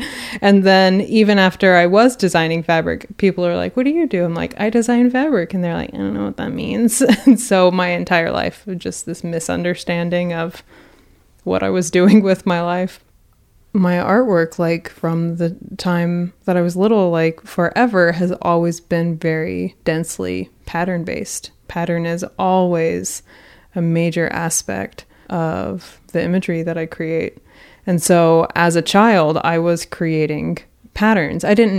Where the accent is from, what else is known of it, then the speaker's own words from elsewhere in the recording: Houston, Texas, United States; Because we are from Houston, there were tons and tons of fabric stores, and they were all really spread out.